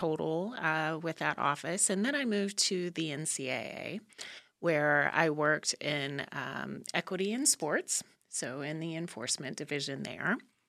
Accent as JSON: {"language": "English", "region": "Midwest", "country": "United States", "tie": "born or raised there", "also_born_or_lived": "Indiana / Illinois", "said": "Yeah, so I grew up in the Midwest, living mostly in Indiana and Illinois, and went to a liberal arts undergrad institution."}